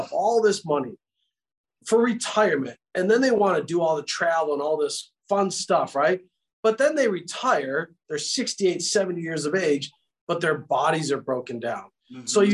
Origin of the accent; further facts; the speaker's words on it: New York, United States; now in San Jose, United States; I grew up in New York. I moved out here in 72. I moved out here in 97